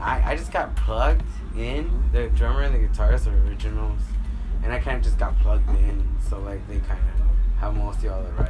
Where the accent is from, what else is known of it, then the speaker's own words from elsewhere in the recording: Los Angeles, California, United States; I was from South LA, born and raised South